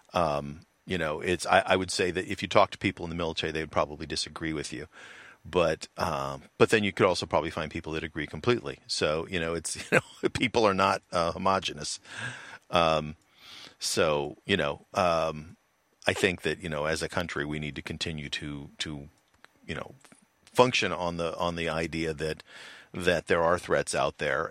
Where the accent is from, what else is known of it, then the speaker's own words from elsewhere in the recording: United States; I'm from the United States of America